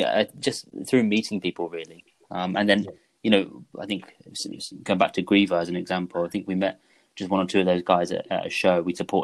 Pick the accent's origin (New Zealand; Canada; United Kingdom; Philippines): United Kingdom; Cornwall, South West England; also born or lived in Salisbury / Bournemouth; now in Lincoln, United Kingdom; I'm from Cornwall personally.